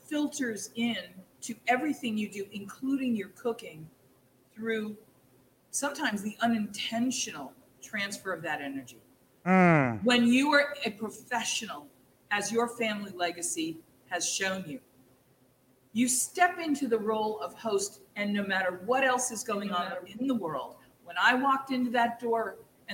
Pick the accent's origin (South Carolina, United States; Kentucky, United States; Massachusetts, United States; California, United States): Massachusetts, United States; Boston; I'm originally from Boston